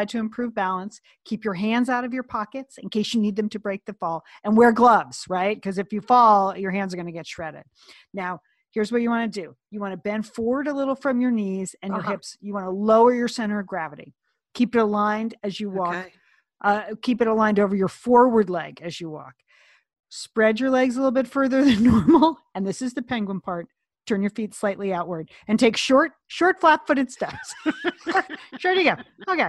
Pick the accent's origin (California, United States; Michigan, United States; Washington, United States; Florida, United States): California, United States; Pasadena; my hometown peeps there at the Jet Propulsion Lab, also at Caltech and at NASA.